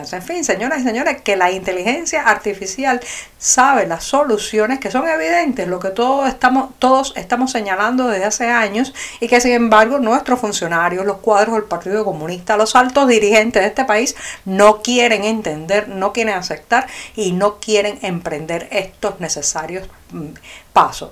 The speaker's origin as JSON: {"language": "Spanish", "country": "Cuba", "also_born_or_lived": "Havana", "said": "tantos y tantos cubanos"}